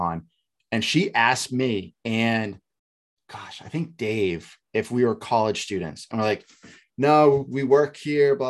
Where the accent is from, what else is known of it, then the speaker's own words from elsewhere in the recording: New Hampshire, United States; moved away; I'm from New Hampshire